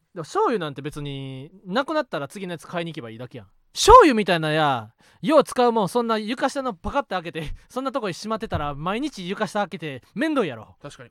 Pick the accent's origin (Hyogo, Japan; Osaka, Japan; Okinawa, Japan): Osaka, Japan; moved away; 俺はもともと地元大阪で